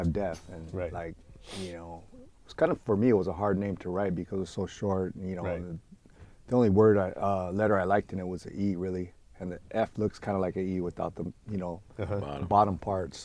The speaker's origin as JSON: {"language": "English", "town": "Los Angeles", "region": "California", "country": "United States", "tie": "born or raised there", "said": "as a kid, I grew up in Boyle Heights"}